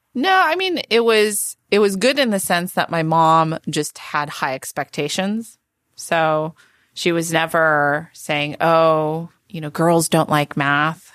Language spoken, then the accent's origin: English; Palo Alto, California, United States; also born or lived in Santa Monica, California / Michigan; growing up in Palo Alto